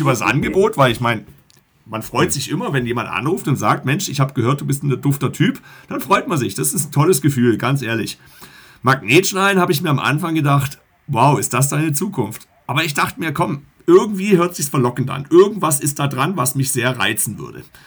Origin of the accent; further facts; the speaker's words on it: Black Forest, Baden-Württemberg, Germany; moved away as an adult; also born or lived in Egestorf, Barsinghausen, Lower Saxony; now in Barsinghausen, Germany; Wir kommen aus dem Schwarzwald